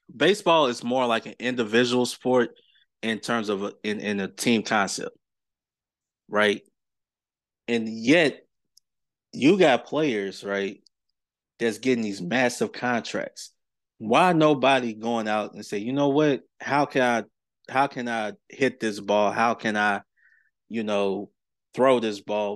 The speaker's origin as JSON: {"language": "English", "town": "Clarksville", "region": "Tennessee", "country": "United States", "tie": "born or raised there", "said": "my hometown of Clarksville, Tennessee"}